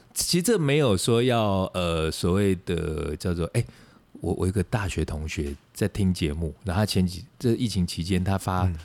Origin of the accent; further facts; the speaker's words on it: Taiwan; 我们在台湾成长的人